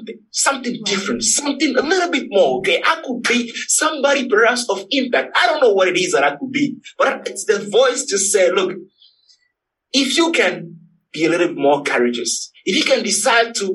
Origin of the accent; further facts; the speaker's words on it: Togo; moved away; I'm originally from Togo, T-O-G-O. It's a little country in West Africa.